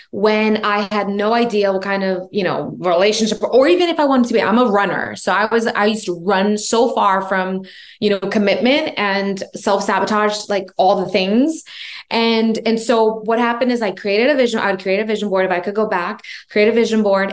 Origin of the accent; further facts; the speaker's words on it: New York, United States; I'm from New York.